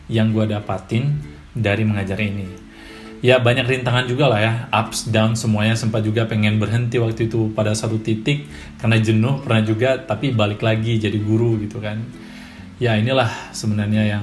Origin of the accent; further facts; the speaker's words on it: Medan, North Sumatra, Indonesia; yang saya gue juga orang Medan gitu kan